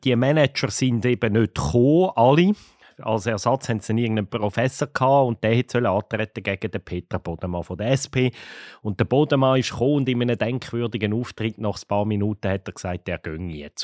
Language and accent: German; Switzerland; Bei uns in der Schweiz